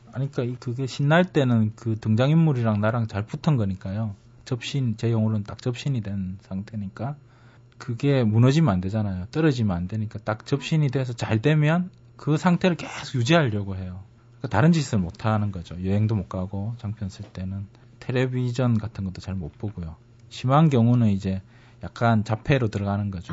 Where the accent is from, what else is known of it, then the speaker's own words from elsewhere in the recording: Changwon, South Gyeongsang, South Korea; moved away; 경상남도 진해인데요. 지금은 뭐 창원시 진해구 이렇게 바뀌었는데 그게 제 고향입니다.